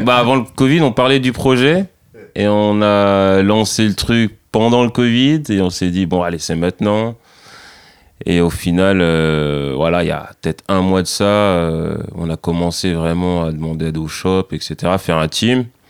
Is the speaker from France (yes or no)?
yes; Saint-Denis, Île-de-France, France; moved away as an adult; now in Boulogne, France; je suis originaire de Saint-Denis, dans le 93